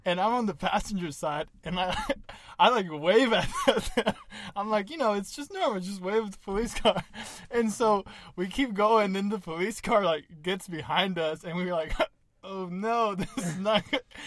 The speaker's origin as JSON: {"language": "English", "country": "Honduras", "tie": "born or raised there", "moved": "yes", "said": "in Honduras in the years that I lived over there"}